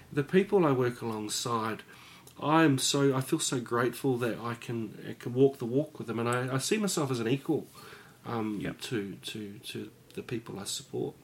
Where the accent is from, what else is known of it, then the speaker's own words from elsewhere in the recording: Upper Hutt, Wellington, New Zealand; I grew up in Upper Hutt